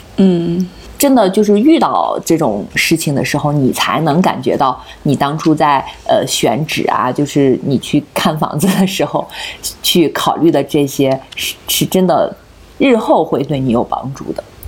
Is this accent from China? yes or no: yes; hometown near Qingdao, Shandong, China; now in Beijing, China; 我们老家